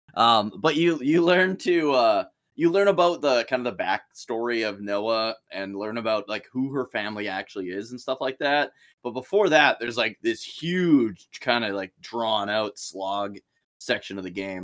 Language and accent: English; Saskatchewan, Canada; the city I live in right now, which is about forty-five minutes from my hometown